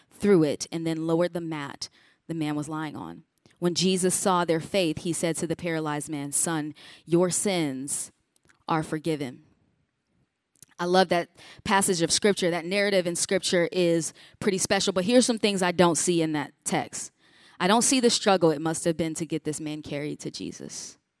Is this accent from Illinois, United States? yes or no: yes; Chicago, Illinois, United States; I grew up in Chicago